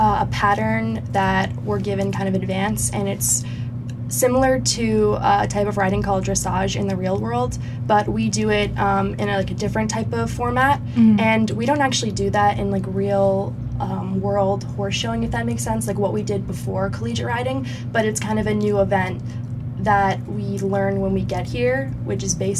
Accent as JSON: {"language": "English", "town": "Boston", "region": "Massachusetts", "country": "United States", "said": "I'm from Boston, Massachusetts"}